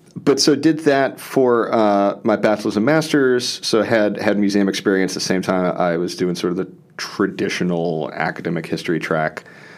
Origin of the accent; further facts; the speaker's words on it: New Orleans, Louisiana, United States; I'm from New Orleans originally, and did my bachelor's and master's at University of New Orleans.